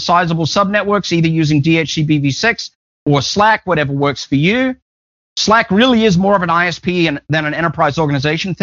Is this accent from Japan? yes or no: no; Australia; I'm just Australian